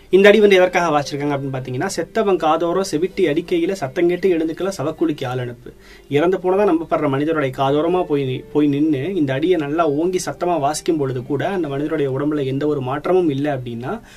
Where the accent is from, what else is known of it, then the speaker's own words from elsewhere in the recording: Thanjavur, Tamil Nadu, India; என்னோட சொந்த ஊர் தஞ்சாவூர்